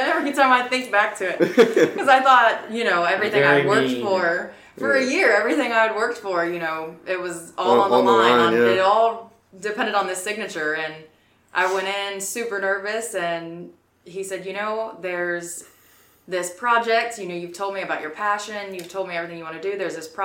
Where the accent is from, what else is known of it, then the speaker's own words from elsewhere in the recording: Athens, Ohio, United States; I am from Athens, my hometown